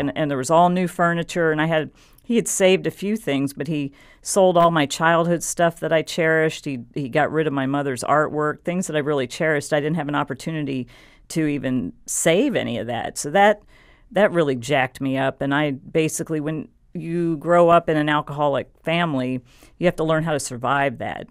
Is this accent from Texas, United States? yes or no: yes; San Antonio, Texas, United States; I grew up in San Antonio, Texas